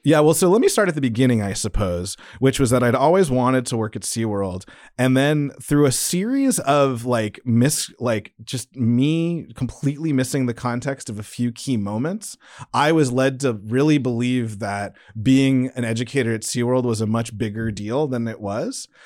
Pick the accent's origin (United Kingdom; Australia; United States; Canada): United States; San Diego, California; moved away; Growing up in San Diego